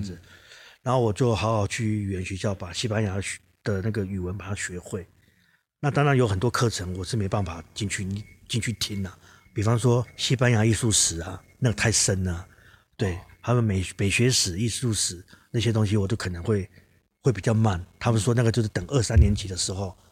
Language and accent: Chinese; Kaohsiung, Taiwan; also born or lived in Manises, Spain; 因为我是高雄人嘛